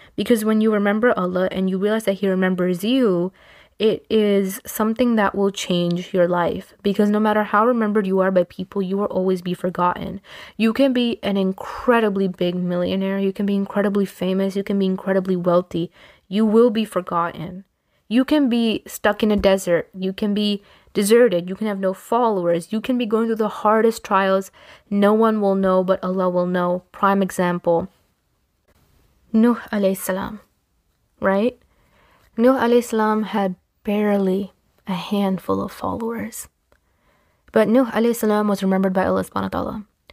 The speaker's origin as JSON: {"language": "English", "country": "Pakistan", "said": "I'm Pakistani"}